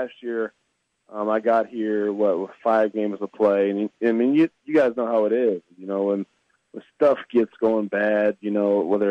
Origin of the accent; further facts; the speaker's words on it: Savannah, Missouri, United States; moved away as an adult; also born or lived in Kansas City / British Columbia; I played high school ball in Savannah, Missouri. It's, you know, north of St. Joseph, which is north of Kansas City